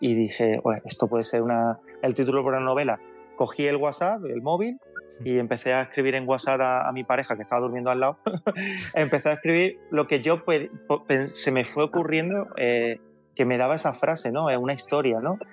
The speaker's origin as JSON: {"language": "Spanish", "town": "Seville", "region": "Andalusia", "country": "Spain", "said": "soy sevillano"}